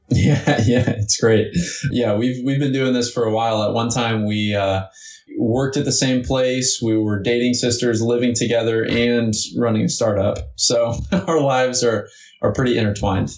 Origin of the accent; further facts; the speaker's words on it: Evansville, Indiana, United States; also born or lived in Florida; I grew up right here in Indiana, um, actually in southern Indiana, in a town called Evansville